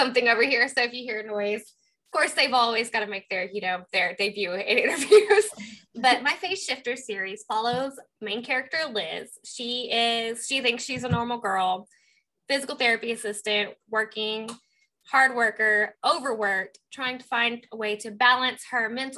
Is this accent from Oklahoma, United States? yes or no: yes; Southeast Oklahoma, United States; where I grew up in Southeast Oklahoma.